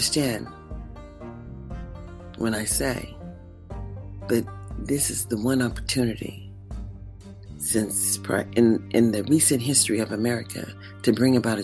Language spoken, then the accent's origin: English; United States; I am an American